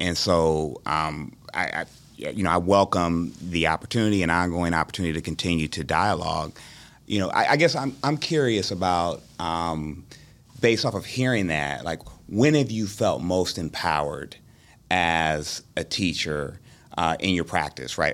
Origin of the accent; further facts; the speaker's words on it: Dayton, Ohio, United States; moved away as an adult; also born or lived in Columbus, Ohio; I'm from Dayton, Ohio originally, I will, um, came to, uh, Columbus for Ohio State